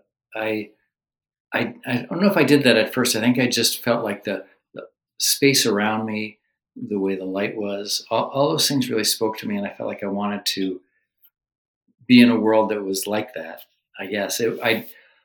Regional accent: New Jersey, United States; moved away as an adult; now in Maine, United States; I came from the Garden State of New Jersey.

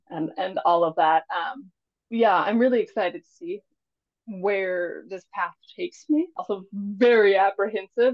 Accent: Mississippi, United States; now in Maine, United States; originally, I am from Mississippi not born. My parents were both in the military, so I was around three or four when I, uh, they moved to Mississippi, and that's basically where I was raised.

